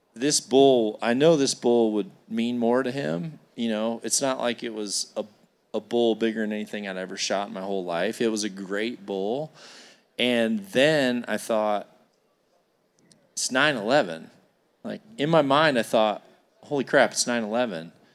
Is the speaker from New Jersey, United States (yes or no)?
no; Iowa, United States; I come here from Iowa